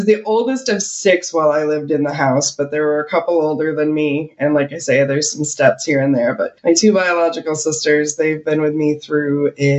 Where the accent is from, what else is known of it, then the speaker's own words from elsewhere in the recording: Rochester, New York, United States; now in California, United States; I grew up in Rochester, New York, but nobody from Rochester thought I sound like I was from there. But yeah, no, I grew up in Rochester.